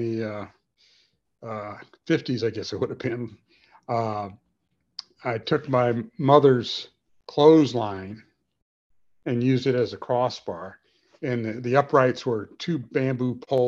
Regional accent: Gary, Indiana, United States; I grew up in Gary, Indiana.

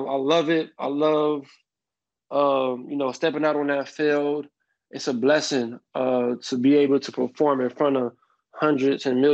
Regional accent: Miami, Florida, United States; I'm from Miami

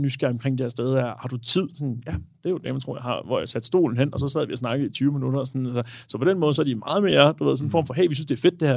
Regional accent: Denmark; also born or lived in Aarhus; vi danskere

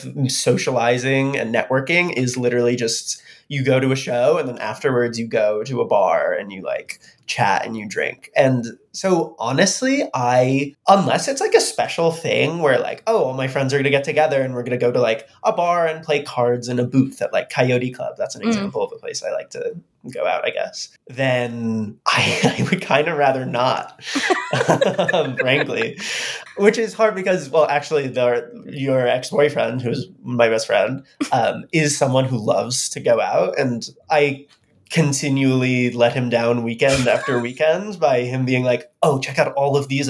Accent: Westchester, New York, United States; also born or lived in Oberlin, Ohio / Boston; I grew up in Westchester, New York.

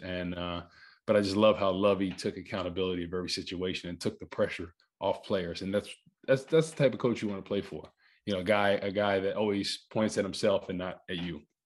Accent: Rutherford, New Jersey, United States; I'm born and raised in, uh, in Rutherford, New Jersey, right by, uh, Giant Stadium.

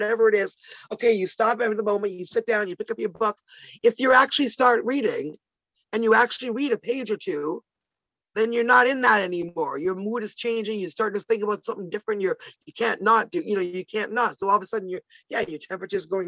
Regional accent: Toronto, Ontario, Canada; also born or lived in Ottawa; I grew up in Ottawa, which is the capital of Canada. And until at age 10, I moved to Toronto

